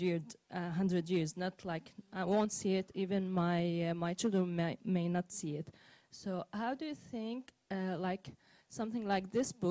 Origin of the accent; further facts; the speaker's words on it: Syria; moved away; I'm Syrian